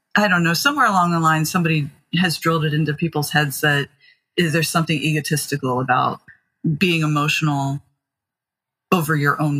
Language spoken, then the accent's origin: English; Maryland, United States; I grew up in, yeah, rural and now it's a bit more suburban, but Maryland, about 40 minutes or so from Baltimore City